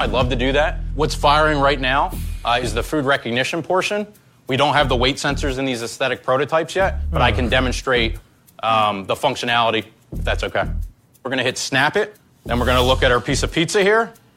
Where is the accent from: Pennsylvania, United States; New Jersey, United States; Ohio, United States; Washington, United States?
Pennsylvania, United States; Philadelphia; I'm from Philadelphia, PA